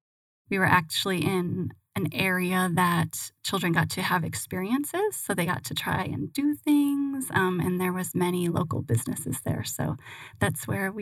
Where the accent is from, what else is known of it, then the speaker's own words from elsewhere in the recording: Michigan, United States; also born or lived in San Francisco / Hawaii; But I was originally from Michigan, spent some time in San Francisco.